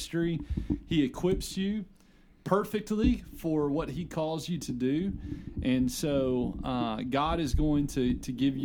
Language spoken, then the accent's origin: English; Arkansas, United States; I'm from Arkansas